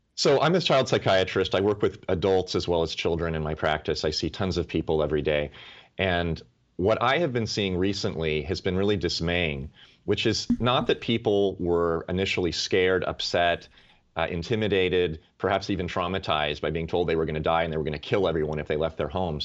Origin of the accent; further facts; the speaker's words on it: United States; as an American, as a citizen